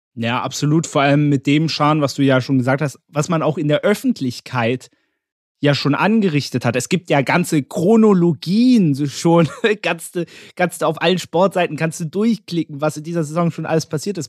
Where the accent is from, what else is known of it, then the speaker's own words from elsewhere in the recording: Berlin, Germany; also ich als Berliner